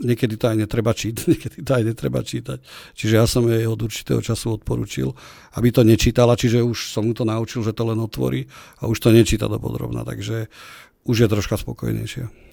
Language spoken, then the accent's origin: Slovak; Trenčín, Trenčín Region, Slovakia; U nás na okolí ten slávny kopec Trenčiansky sa volá Soblahov, uh-huh. Mhm. kde sme vyrástli.